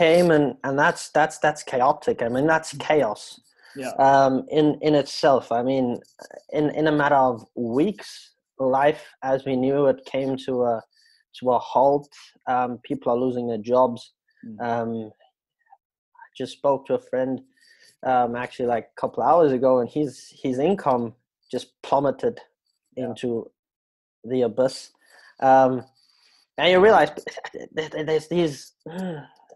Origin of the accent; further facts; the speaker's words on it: South Africa; now in Switzerland; I'm a South African living in Switzerland